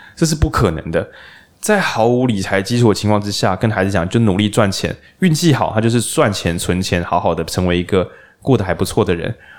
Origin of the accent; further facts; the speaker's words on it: Lukang, Changhua County, Taiwan; 我老家鹿港